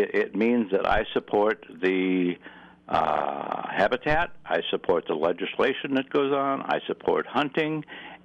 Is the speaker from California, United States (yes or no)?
no; Buffalo County, Wisconsin, United States; now in Minnesota, United States; I was born and raised in Buffalo County, Wisconsin, and I grew up hunting with shotguns